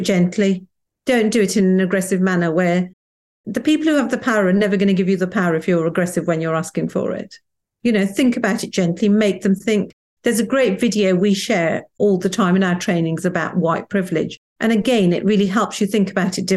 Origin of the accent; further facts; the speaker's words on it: Wolverhampton, West Midlands, United Kingdom; I grew up in Wolverhampton where Enoch Powell was the local MP